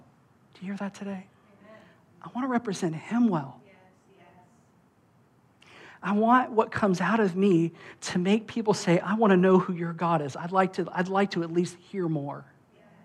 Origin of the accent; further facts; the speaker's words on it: United States; I'm an American